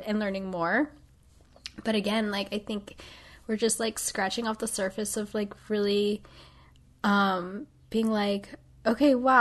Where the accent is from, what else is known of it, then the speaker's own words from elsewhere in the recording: Midwest, United States; I'm from the Midwest